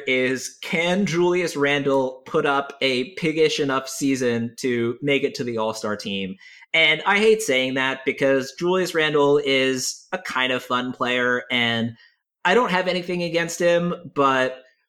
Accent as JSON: {"language": "English", "region": "New York", "country": "United States", "said": "I'm actually from New York"}